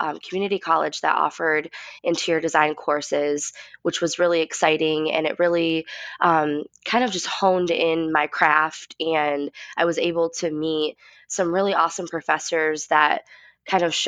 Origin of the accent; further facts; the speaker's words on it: West Michigan, United States; we grew up, like I said, in West Michigan